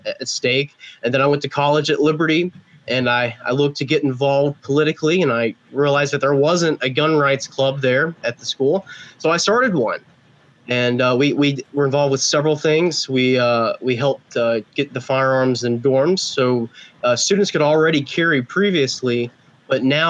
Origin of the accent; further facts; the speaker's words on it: Central North Carolina, United States; I was born in Central North Carolina